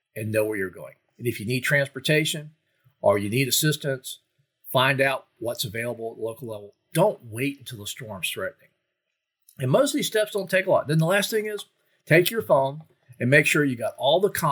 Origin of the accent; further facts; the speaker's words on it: Florida, United States; growing up in Florida